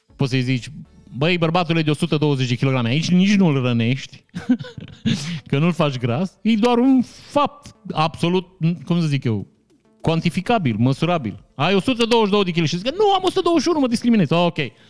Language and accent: Romanian; Vișeu de Sus, Maramureș County, Romania; Eu sunt din Vișeu